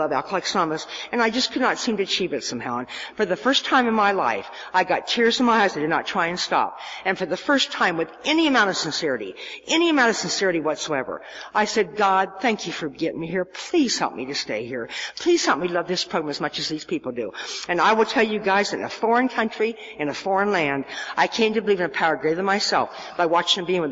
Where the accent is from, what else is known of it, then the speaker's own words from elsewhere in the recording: Nebraska, United States; I'm from Nebraska